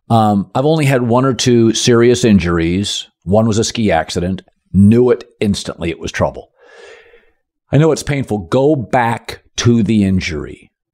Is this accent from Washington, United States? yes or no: yes; Seattle, Washington, United States; So I grew up in Seattle Kingdom. It was like concrete.